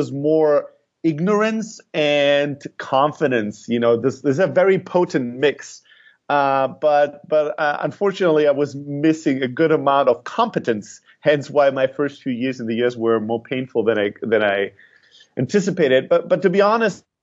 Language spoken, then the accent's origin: English; Germany; moved away as an adult; also born or lived in Greece; now in Silicon Valley, United States; I'm Greek originally, but I grew up in Germany